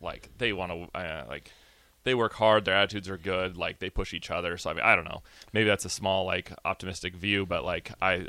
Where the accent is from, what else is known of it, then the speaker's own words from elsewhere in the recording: Nebraska, United States; I grew up in Nebraska.